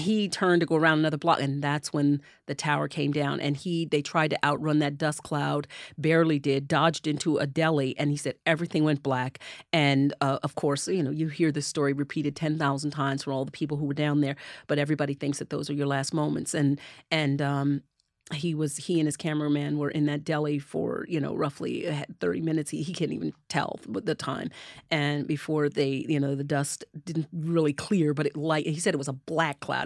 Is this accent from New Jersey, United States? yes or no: yes; Neptune, New Jersey, United States; the town that I grew up in on the Jersey Shore, which is Neptune